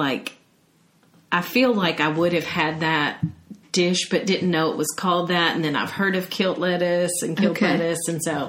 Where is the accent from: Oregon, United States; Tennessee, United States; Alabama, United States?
Tennessee, United States; Brentwood; I remember growing up in Brentwood, Tennessee.